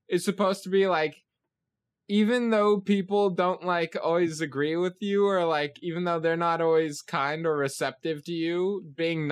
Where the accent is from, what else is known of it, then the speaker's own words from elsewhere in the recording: United States; as an American